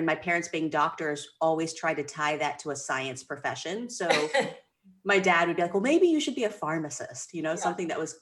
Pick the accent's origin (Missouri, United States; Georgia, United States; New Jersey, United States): Georgia, United States; moved away as an adult; also born or lived in Philadelphia; now in Maine, United States; I grew up in Georgia, working summers in her office